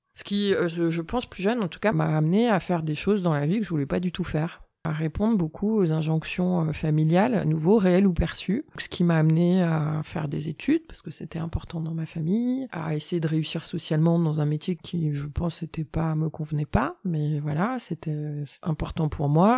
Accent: Annecy, Auvergne-Rhône-Alpes, France; je suis née à Annecy

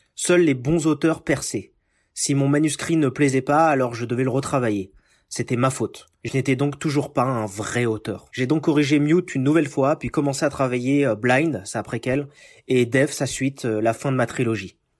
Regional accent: Paris region, Île-de-France, France; moved away as an adult; now in United States; Je suis né en France, en région parisienne

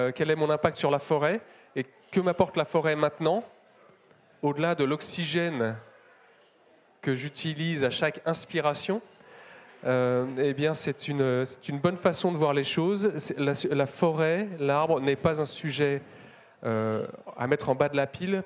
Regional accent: Paris, Île-de-France, France; je suis parisien

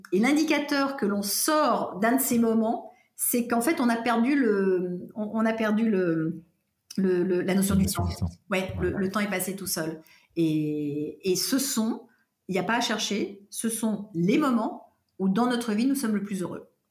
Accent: Paris, Île-de-France, France; also born or lived in California; j'ai grandi euh, en France et à Paris

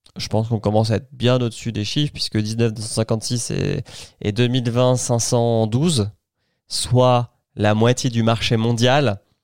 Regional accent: France; Chez nous, en France

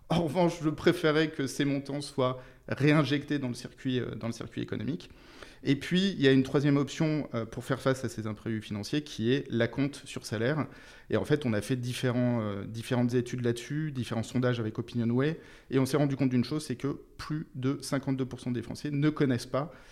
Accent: Brittany, France; Alors d'abord, je suis breton. Je suis né en Bretagne, donc dans les.

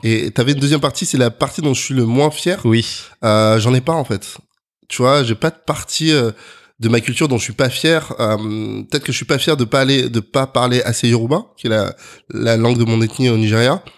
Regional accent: Neuilly-sur-Seine, Île-de-France, France; also born or lived in Colombes; now in Paris, France; je suis né à Colombes, précisément dans 92. Euh, j'ai grandi à Neuilly

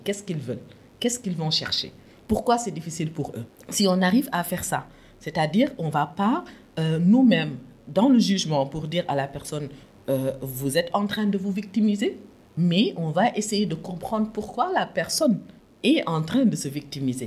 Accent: Louga, Senegal; also born or lived in Saint-Louis, Senegal; je suis née à Louga, mais je ne suis pas lougatoise

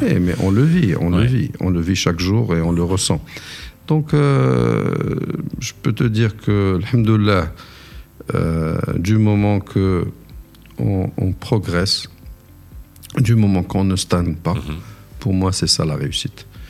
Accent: Morocco; moved away as an adult; also born or lived in United States / Algeria / Bahrain; mon retour au, pays mm-hmm. en 98 après avoir passé 13 ans aux États-Unis

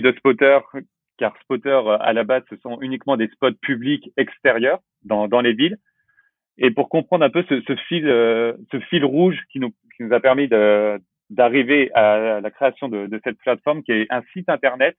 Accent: La Rochelle, Nouvelle-Aquitaine, France; je viens de La Rochelle, j'ai 30 ans

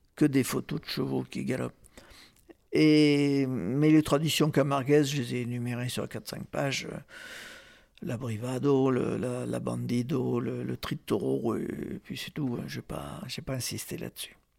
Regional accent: Marseille, Provence-Alpes-Côte d'Azur, France; je suis marseillais, donc je suis à 130 km de Sainte-Marie-de-la-Mer.

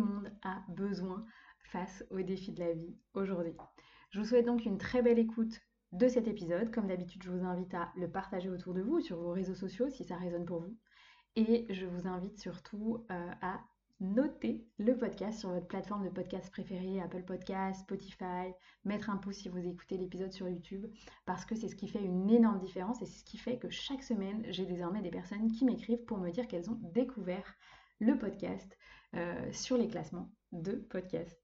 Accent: Brittany, France; born or raised there; moved away as an adult; also born or lived in Lyon region

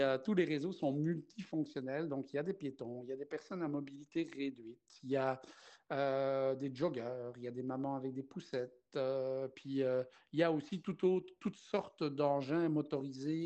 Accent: Belgium; moved away as an adult; also born or lived in Lac-Saint-Jean, Quebec; now in Quebec, Canada; à mon accent, les gens pourraient euh, chercher à mmh deviner ma nationalité. Et euh, non, je ne suis pas français, je ne suis pas gaspésien, je ne viens pas des îles de la Madeleine, je viens de la Belgique.

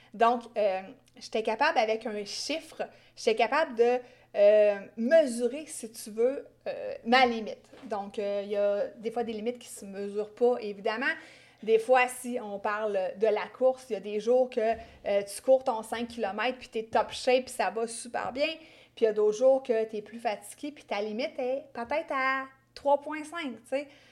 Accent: Quebec, Canada; accent: Québécois; j'ai un accent québécois très gênant

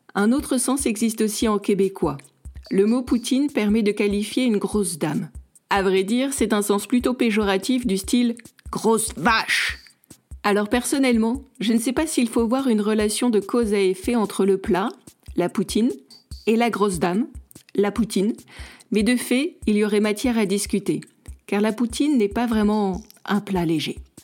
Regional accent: Nice, Provence-Alpes-Côte d'Azur, France; now in Canada; en tant que niçoise

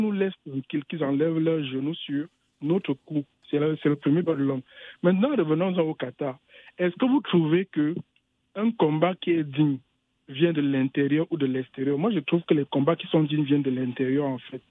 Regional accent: Cameroon; je viens du Cameroun

